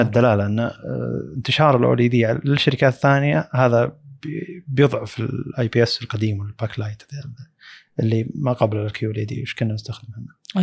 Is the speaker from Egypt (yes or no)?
no; Saudi Arabia; عندنا في السعودية